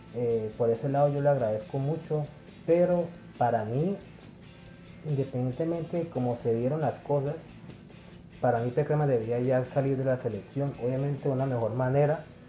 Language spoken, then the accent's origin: Spanish; Colombia; yo soy colombiano, Yo no soy peruano ni, ni brasileño ni nada por el estilo, yo soy de aquí como, como todos nosotros